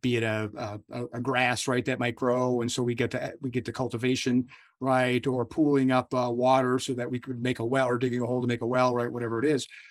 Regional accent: United States; I'm born and raised as an American

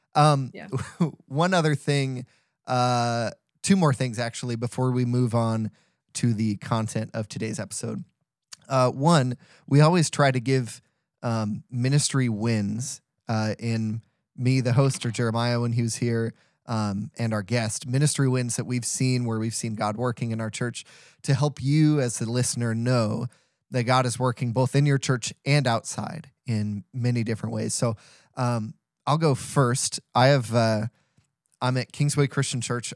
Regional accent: St. Louis, Missouri, United States; I'm from St. Louis

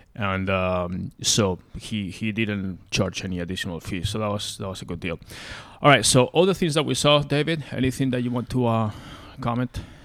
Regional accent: Spain; now in United States; I'm originally from there and I grew up in Spain

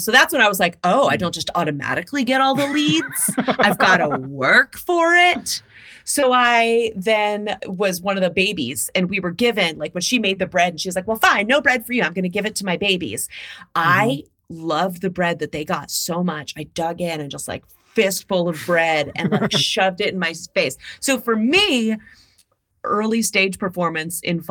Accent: Mansfield, Ohio, United States; moved away; I grew up in Mansfield, Ohio.

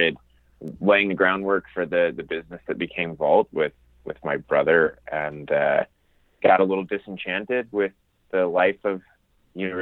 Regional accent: Fauquier County, Virginia, United States; also born or lived in Annapolis, Maryland; when I was nine, we moved to the northern part of Virginia, but by no means northern Virginia, so not the DC metro sprawl. We were out at the edge of cattle country in Fauquier County

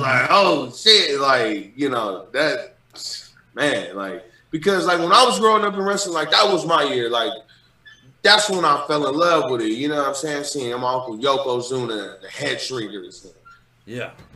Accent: Sacramento, California, United States; I'm from Sacramento

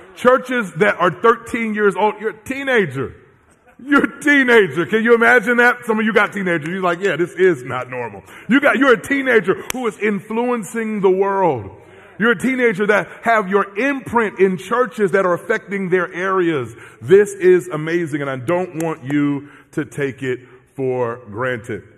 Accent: Southern California, United States; I'm from Southern California

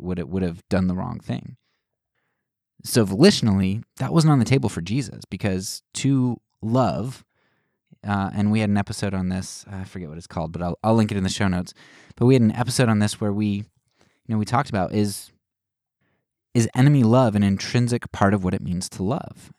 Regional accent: United States; as Americans

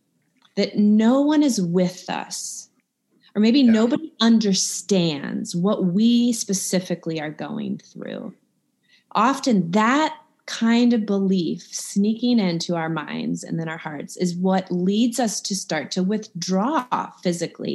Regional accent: Midwest, United States; now in Georgia, United States; I'm from the Midwest

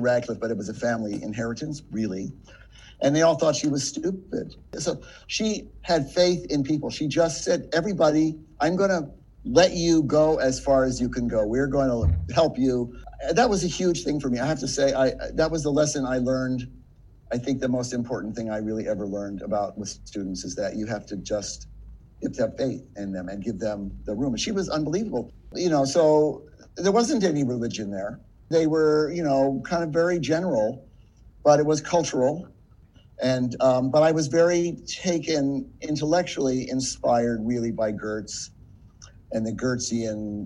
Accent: United States; as an American

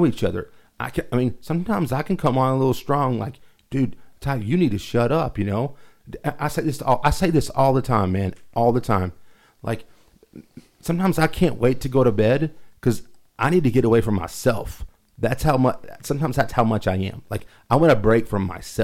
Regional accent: Lubbock, Texas, United States; I'm from Lubbock

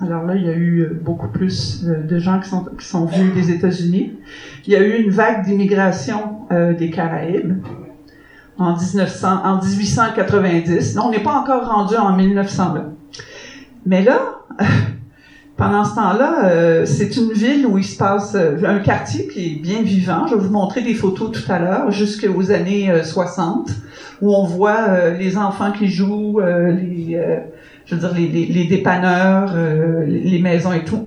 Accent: Canada; en tant que Canadienne

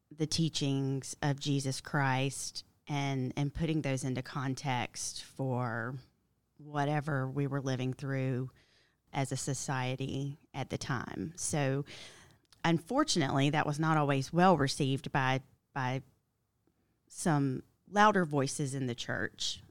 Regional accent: Milledgeville, Georgia, United States; I grew up in Milledgeville, Georgia, where Baptist is different.

